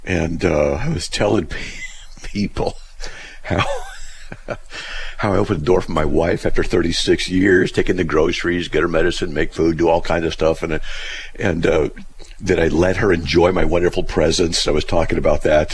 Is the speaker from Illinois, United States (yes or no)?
no; Buena Park, California, United States; also born or lived in Riverside; I grew up in Buena Park, you know, Riverside